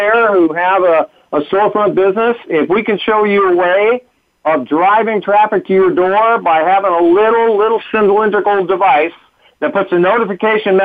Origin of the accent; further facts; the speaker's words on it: Washington, District of Columbia, United States; I was born in Washington, D.C.